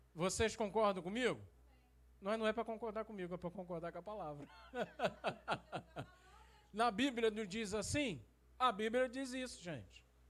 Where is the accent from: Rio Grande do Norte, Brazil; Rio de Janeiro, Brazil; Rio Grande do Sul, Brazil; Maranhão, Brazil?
Rio de Janeiro, Brazil; now in Campos dos Goytacazes, Brazil; eu fui criado no Rio de Janeiro